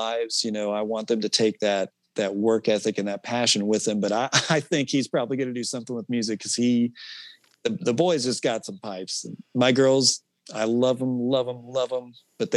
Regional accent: Lee's Summit, Missouri, United States; I grew up in Lee's Summit

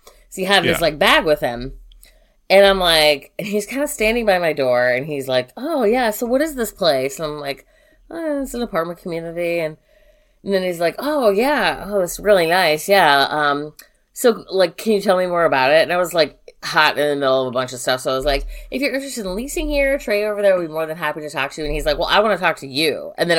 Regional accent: Chicago, Illinois, United States; we grew up in Chicago.

